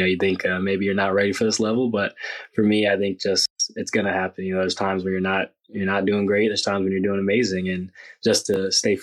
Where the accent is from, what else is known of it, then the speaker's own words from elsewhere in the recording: United States; moved away as an adult; now in Italy; I grew up in America